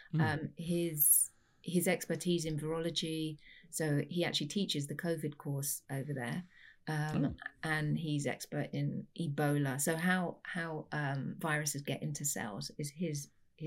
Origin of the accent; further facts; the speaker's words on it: London, United Kingdom; moved away as an adult; now in West Lafayette, Indiana, United States; I'm a Londoner through and through.